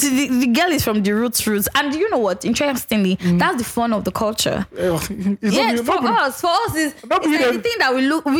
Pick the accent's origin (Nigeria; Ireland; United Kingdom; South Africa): Nigeria; Ogun State; also born or lived in Eastern Nigeria / Mbisi; now in Lagos, Nigeria; I grew up in a Yoruba place. I grew up in Ogun State. And now I live in Lagos. And I schooled in the East.